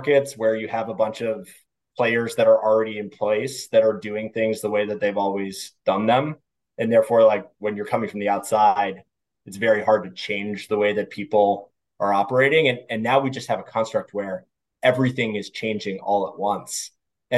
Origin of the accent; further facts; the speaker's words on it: Washington, District of Columbia, United States; I grew up here in Washington, D.C., which is where I'm currently sitting